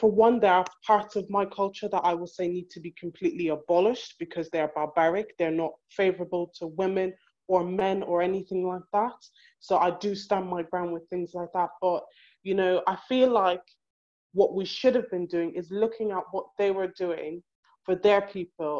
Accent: Ireland; moved away; I may have been raised in Ireland, but I'm Black

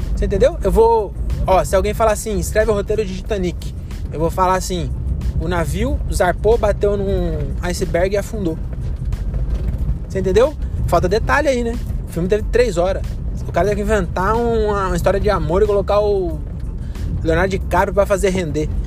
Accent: Cajamar, São Paulo, Brazil; Nasci em Cajamar

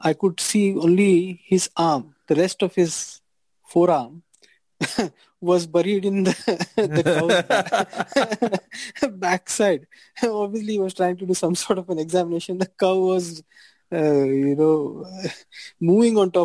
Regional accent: Hubli, Karnataka, India; also born or lived in Dharwad; I was born in Hubli

